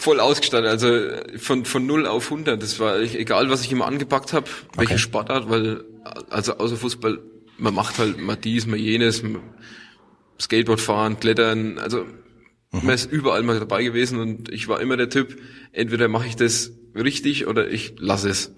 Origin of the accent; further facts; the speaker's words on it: Dingolshausen, Bavaria, Germany; ich komme aus Unterfranken, ja. Nähe von Schweinfurt in Dingolshausen aufgewachsen